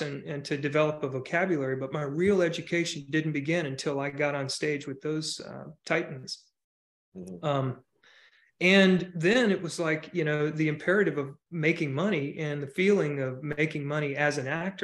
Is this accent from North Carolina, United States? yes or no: yes; Charlotte, North Carolina, United States; moved away as an adult; also born or lived in Chicago; I grew up in Charlotte, North Carolina